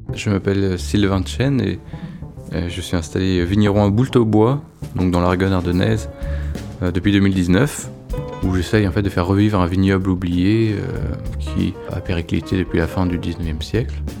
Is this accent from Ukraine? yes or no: no; France; moved away; je redécouvrais un peu ma région natale